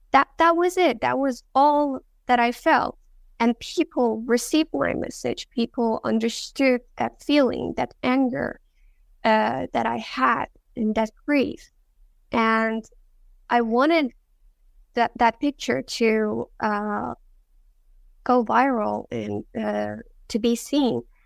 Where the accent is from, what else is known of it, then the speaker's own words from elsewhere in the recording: Iran; I was born in Iran. I was born in the city of Karolinska. It's a Kurdish city. So I'm a Kurdish girl